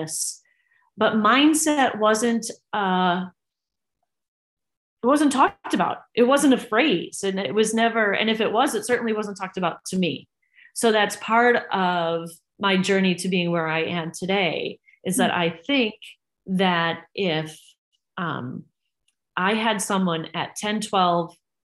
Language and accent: English; Wisconsin, United States; born or raised there; also born or lived in Ann Arbor, Michigan / San Francisco